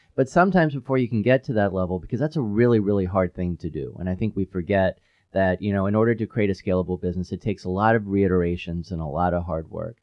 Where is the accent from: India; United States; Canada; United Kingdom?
United States; Knoxville, Tennessee; also born or lived in Midwest / Pacific Northwest / Silicon Valley / Europe; now in Chattanooga, United States; my hometown of Knoxville, Tennessee